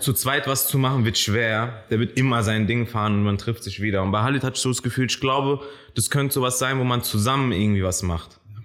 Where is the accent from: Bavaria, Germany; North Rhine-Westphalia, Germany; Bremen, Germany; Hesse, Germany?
Hesse, Germany; Frankfurt; also born or lived in Kenya / Maintal; Ich bin in Kenia geboren, kam dann nach Niederrad, längere Zeit in Niederrad wie, geblieben.